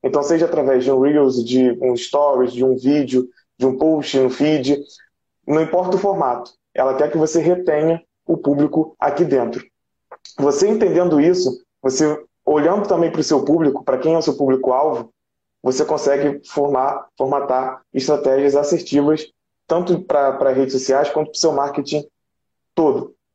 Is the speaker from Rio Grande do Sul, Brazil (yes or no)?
no; Rio de Janeiro, Brazil; sou daqui do Rio de Janeiro, do Rio de Janeiro, do município do Rio de Janeiro.